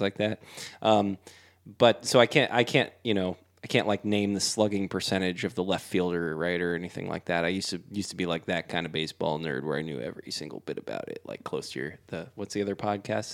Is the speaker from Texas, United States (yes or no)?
yes; Houston, Texas, United States; I grew up in Fonder and Southwest.